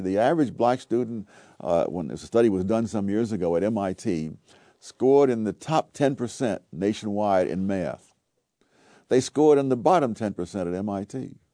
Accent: New York City, New York, United States; I grew up in Harlem in the nineteen forties, nineteen fifties

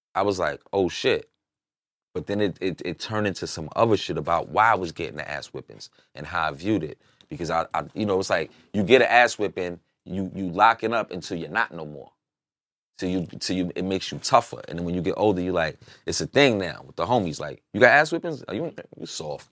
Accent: New York, United States; moved away; I'm from New York.

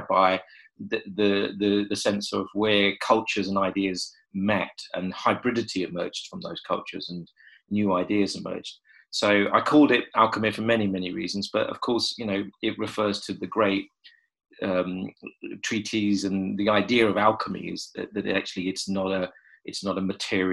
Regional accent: London, United Kingdom; I was born in London. I've lived here all my life.

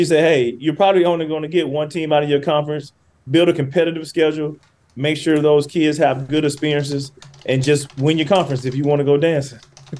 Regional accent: Muscle Shoals, Alabama, United States; moved away as an adult; also born or lived in Cincinnati / Indianapolis; now in California, United States; I'm from Muscle Shoals, Alabama. That's in Florence, my hometown

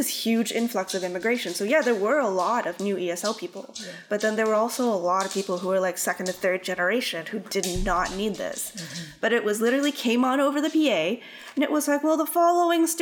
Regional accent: Winnipeg, Manitoba, Canada; And I said, Winnipeg.

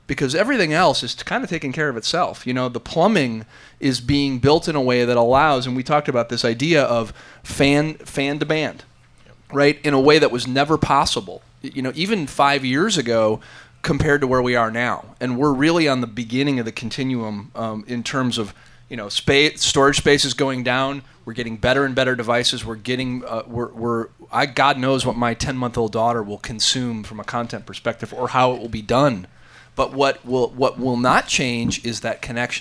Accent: Nashville, Tennessee, United States; I'm from Nashville.

